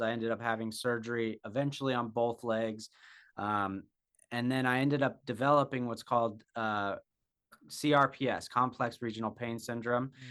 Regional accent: Jackson, Wyoming, United States; I was born and raised in Jackson, Wyoming

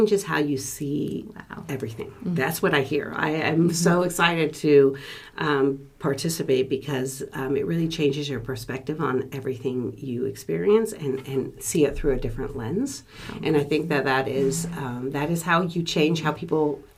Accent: Sonoma County, California, United States; I was born and raised in Sonoma County

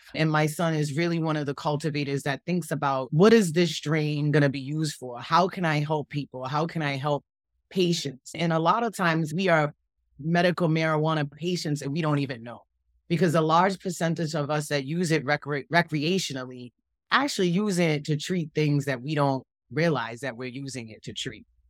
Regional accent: Boston, Massachusetts, United States; moved away; I grew up in Boston, Massachusetts, Dorchester

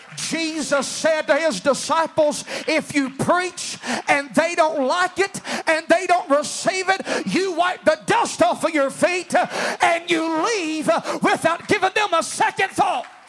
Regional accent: United States; we're American

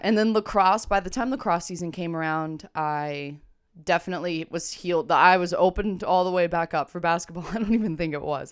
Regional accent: Granby, United States; I grew up in Granby

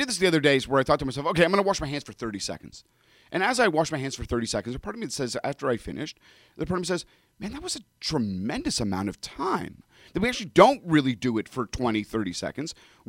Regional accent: Toronto, Ontario, Canada; also born or lived in Europe; now in United States; Yeah, but you know the challenge is, I grew up in Toronto, but did undergraduate studies there, and then did graduate studies in rabbinical school in Europe.

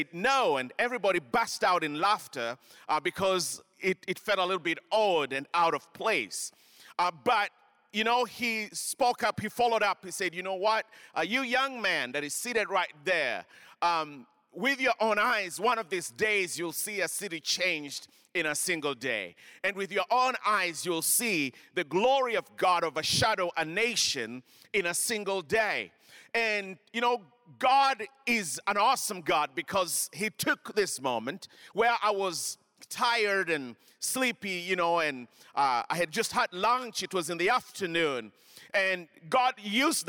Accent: Kenya; moved away; I grew up in Kenya.

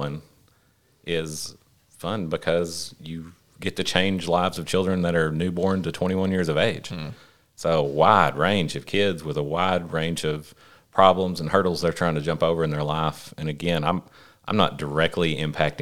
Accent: Paragould, Arkansas, United States; I was born in Paragould, raised in Paragould.

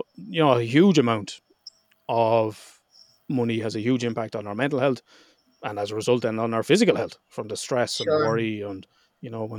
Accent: Ireland; I'm Irish

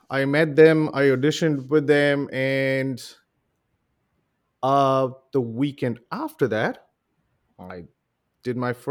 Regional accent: Mumbai, Maharashtra, India; when I I was raised in Mumbai, uh, in India. Mumbai is the capital of the Hindi movie industry. So we all grew up, and and Bollywood is is one of the lifelines of how India works.

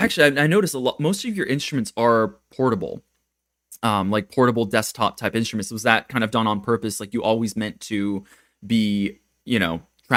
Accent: Japan; moved away; I come from Japan where everyone's kind of stuck in the 90s or 80s.

